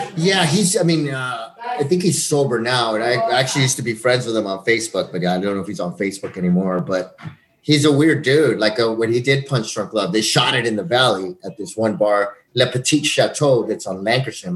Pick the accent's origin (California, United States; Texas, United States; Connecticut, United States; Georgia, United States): Texas, United States; El Paso; growing up in El Paso